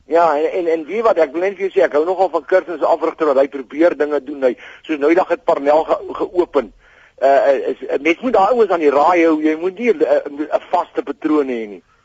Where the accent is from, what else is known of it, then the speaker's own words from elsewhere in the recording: Bloemfontein, Free State, South Africa; now in Pretoria, South Africa; Ek kom daar van Bloemfontein af.